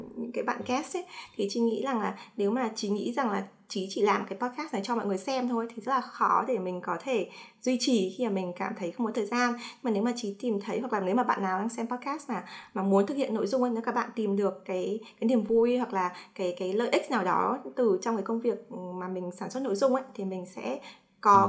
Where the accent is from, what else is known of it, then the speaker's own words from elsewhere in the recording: Hanoi, Vietnam; moved away as an adult; now in United States; sinh ra và lớn lên ở Hà Nội